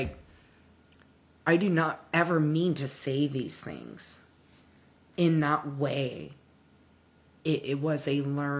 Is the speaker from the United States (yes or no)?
yes; Washington, United States; I grew up in Washington State in a Mormon household.